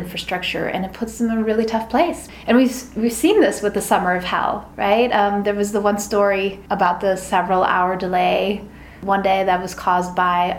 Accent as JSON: {"language": "English", "region": "Berlin", "country": "Germany", "moved": "yes", "lives_now": "New York City, United States", "said": "I'm from Berlin, which is the biggest city in Germany"}